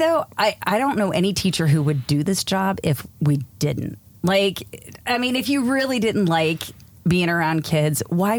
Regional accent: East Coast, United States; moved away as an adult; now in San Diego, United States; I grew up on the East Coast, which is why I talk the way that I do. And when we moved out to San Diego in 2004, I said, listen, 2 years, that's it.

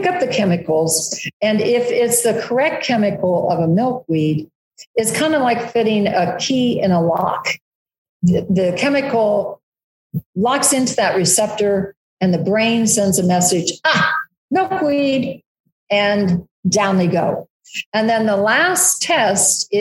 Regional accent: Ohio, United States; now in Kansas, United States; cornfields, like where I grew up in Ohio

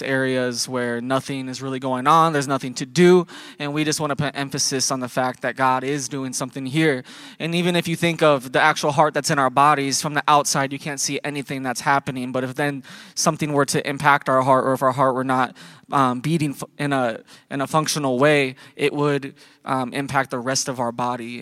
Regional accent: Iowa, United States; we're from Iowa

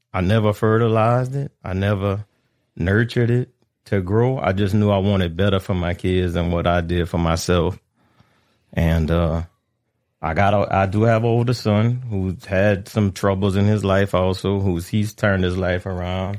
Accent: Abbeville, Louisiana, United States; I'm born and raised in Abbeville, but my, my family was from, uh, Pecan Island

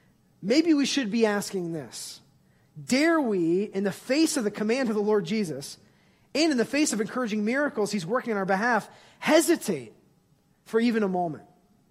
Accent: Ohio, United States; I grew up in Ohio, and I know I'm in Husker country.

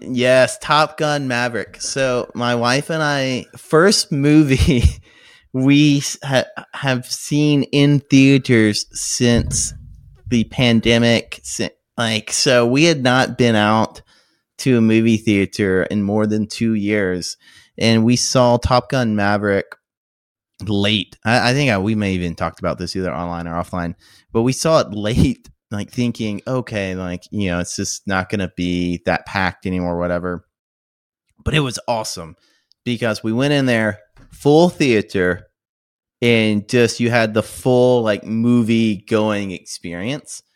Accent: United States; also born or lived in San Francisco; growing up in the States, especially if you live in a larger metropolitan

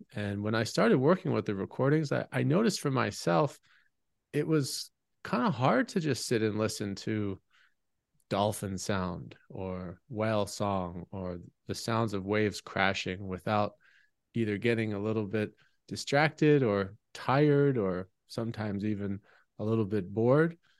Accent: United States; my community growing up in America

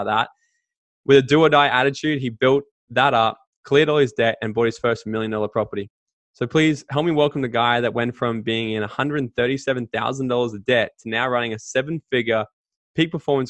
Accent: Gold Coast, Queensland, Australia; the Gold Coast, Australia, my hometown

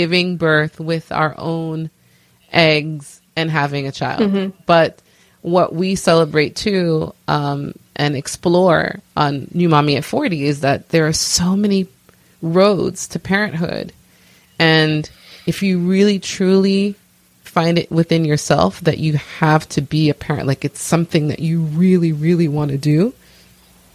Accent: New York City, New York, United States; I am originally from Brooklyn, New York, of Haitian descent

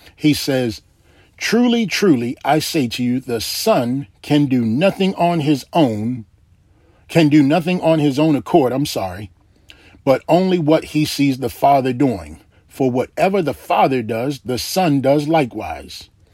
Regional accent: Baltimore, Maryland, United States; when I was a little boy growing up in Baltimore, Maryland

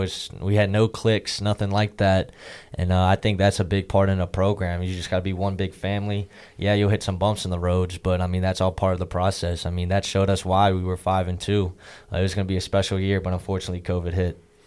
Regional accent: Virginia, United States; moved away as an adult; I was from Virginia

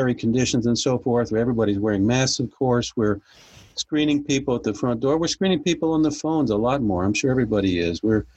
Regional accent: New Jersey, United States; now in Belmont, United States; I was born up north in New Jersey, of all places. Found my way south and haven't gone back up there. I do still have some family up there. And I actually grew up in a rural little town

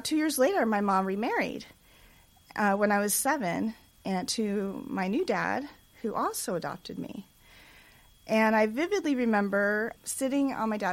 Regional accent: Los Angeles, California, United States; I was born in Hollywood, California

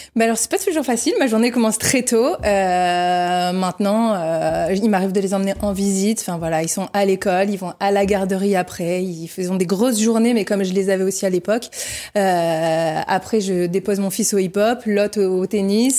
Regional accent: north of France, France; moved away as an adult; now in Réunion, France; je suis originaire du nord de la France, des parents ouvriers

